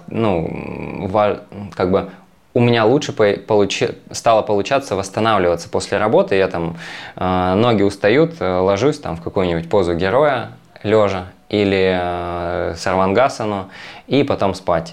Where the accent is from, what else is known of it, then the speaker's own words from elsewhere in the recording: Magadan, Magadan Oblast, Russia; moved away; Я из Магадана, я вырос в Магадане